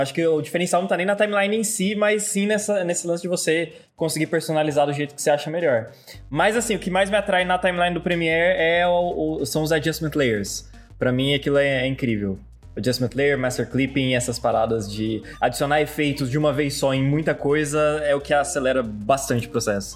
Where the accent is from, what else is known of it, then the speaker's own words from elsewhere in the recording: Londrina, Paraná, Brazil; eu sou de Londrina